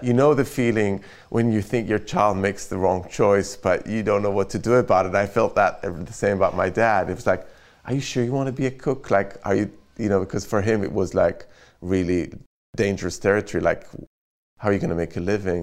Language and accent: English; Jerusalem, Jerusalem District, Israel; now in London, United Kingdom; I grew up in Jerusalem